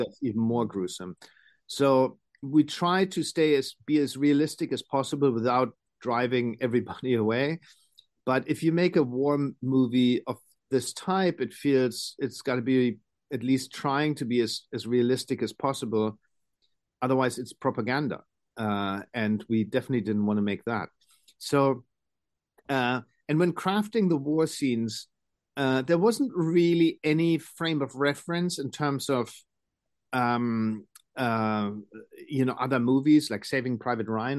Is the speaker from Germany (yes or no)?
yes; Germany